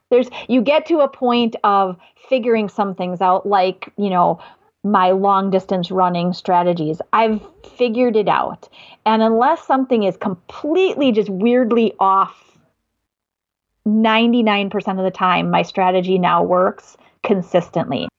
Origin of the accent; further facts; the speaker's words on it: Madison, Wisconsin, United States; accent: Midwest; I'm from Madison. I live in Wisconsin. I am from the Midwest. I know it's my accent